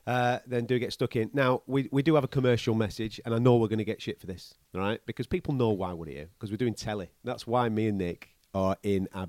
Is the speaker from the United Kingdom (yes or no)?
yes; United Kingdom; we as British fight fans